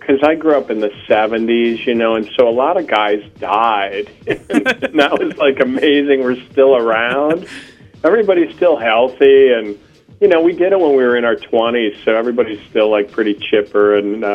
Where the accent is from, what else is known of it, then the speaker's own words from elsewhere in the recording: Fort Atkinson, Wisconsin, United States; I'm from Fort Atkinson.